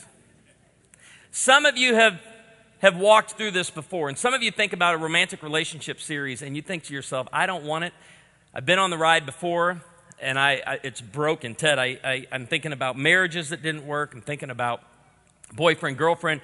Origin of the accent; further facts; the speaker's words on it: Midwest, United States; we're from the Midwest